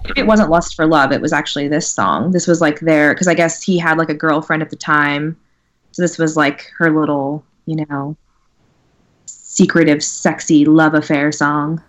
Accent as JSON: {"language": "English", "region": "California", "country": "United States", "said": "I'm from California"}